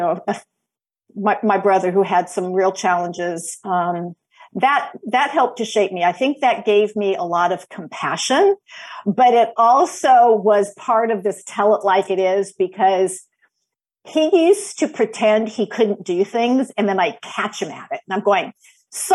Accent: Los Angeles, California, United States; also born or lived in Georgia / Washington State; now in North Carolina, United States; I'm originally from Los Angeles, from the San Fernando Valley

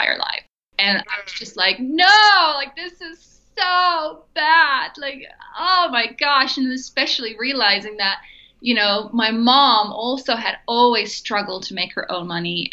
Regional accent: Netherlands; moved away as an adult; also born or lived in Germany; I grew up in Holland, so I'm Dutch.

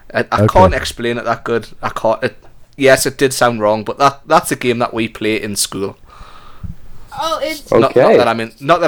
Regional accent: Geordie, North East England, United Kingdom; accent: Geordie; moved away; I think I'm a Jordy trapped in an American. I think I'm American trapped in a Jordy body.

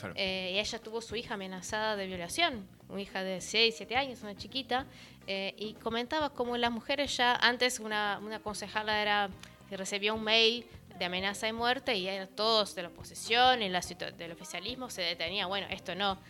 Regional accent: São Paulo, Brazil; yo soy de São Paulo

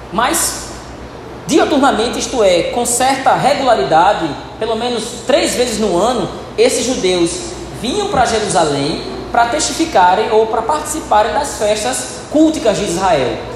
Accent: North Region, Brazil; Hoje nós somos brasileiros aqui, norte do país

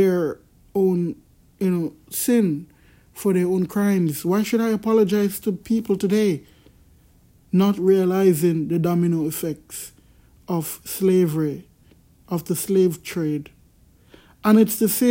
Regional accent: Jamaica; I'm from Jamaica

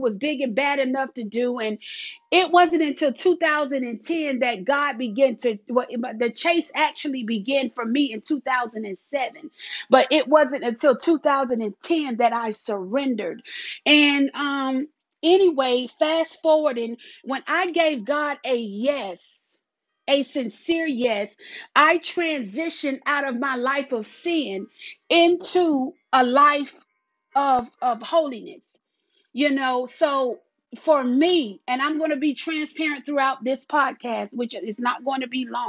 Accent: South Carolina, United States; accent: country; I live in the South. I'm from South Carolina

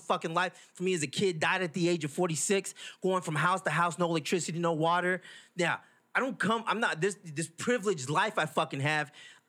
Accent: Lubbock, Texas, United States; I'm a Lubbockite. I'm a Texan. Right. I'm an American. And I'm a Lubbock fake-ass Mexican.

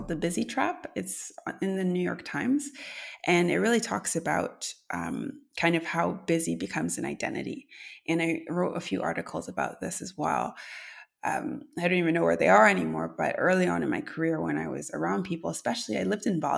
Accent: Canada; as a Canadian

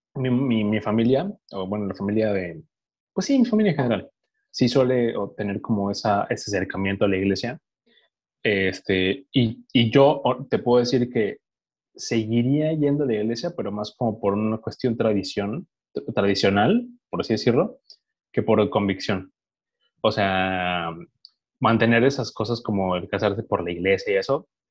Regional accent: Mexico; como cualquier mexicano promedio

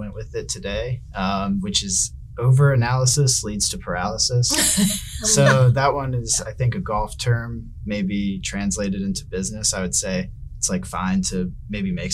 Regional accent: Richmond, Virginia, United States; moved away; from Richmond, Virginia originally. Grew up in a very sports conscious family

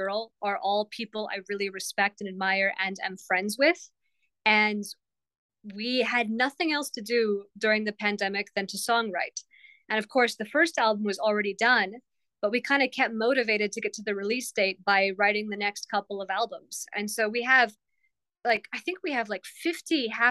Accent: Tucson, Arizona, United States; I'm this girl from Tucson, Arizona

